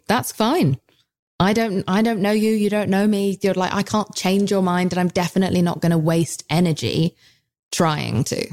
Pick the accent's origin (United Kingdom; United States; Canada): United Kingdom; I'm British